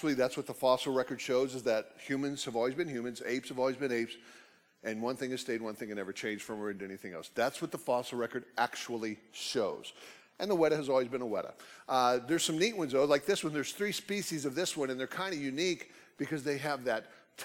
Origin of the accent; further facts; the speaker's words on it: United States; also born or lived in Oklahoma; I grew up in Texas, Oklahoma, off and on